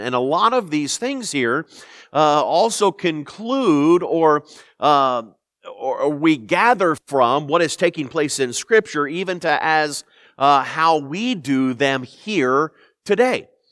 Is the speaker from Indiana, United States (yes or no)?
yes; Indianapolis, Indiana, United States; moved away; I'm from Indianapolis